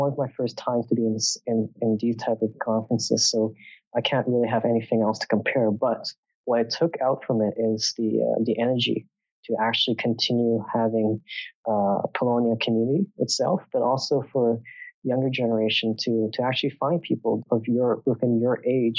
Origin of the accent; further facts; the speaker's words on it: Hong Kong; proud to be from Hong Kong, to be born in Hong Kong, and I'm proud to be a Hong Konger as well. Although I'm still Canadian right now, I would say I'm Canadian, Polish, and Hong Konger.